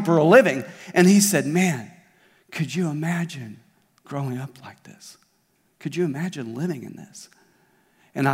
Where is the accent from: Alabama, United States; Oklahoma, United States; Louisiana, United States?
Oklahoma, United States; Tulsa; now in Springdale, United States; where I grew up in Tulsa, I grew up at Victory Church in Tulsa most of my life